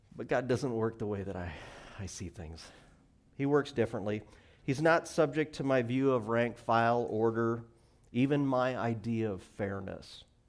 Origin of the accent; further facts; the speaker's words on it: Montana, United States; now in Washington, United States; I grew up in Montana